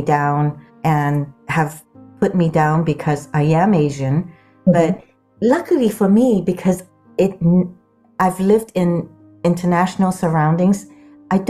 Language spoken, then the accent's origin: English; Sudan; also born or lived in Guam; now in Palo Alto, United States; I grew up in the Sudan and grew up on Guam.